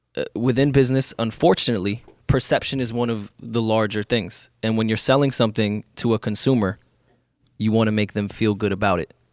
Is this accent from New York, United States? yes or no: yes; New York, United States; I'm a New Yorker